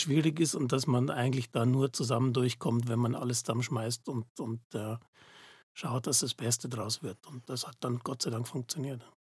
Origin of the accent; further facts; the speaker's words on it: Munich, Bavaria, Germany; moved away as an adult; now in Zurich, Switzerland; ich komme aus München ursprünglich, das hört man vielleicht